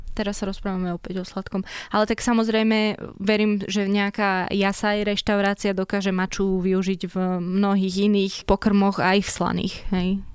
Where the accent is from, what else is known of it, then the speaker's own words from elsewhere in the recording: Prievidza, Trenčín Region, Slovakia; moved away; also born or lived in Handlová; ja teraz sa vraciam, keď chodím domov, tak do handlovej, mm-hmm. ale žila som väčšinu času v Prievidzi.